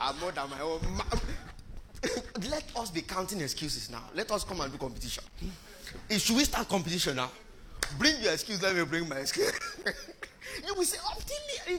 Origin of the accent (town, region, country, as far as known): Nigeria; born or raised there